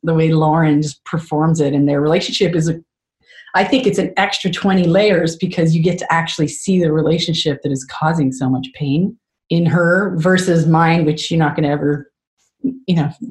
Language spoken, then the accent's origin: English; Canada; I'm such a Canadian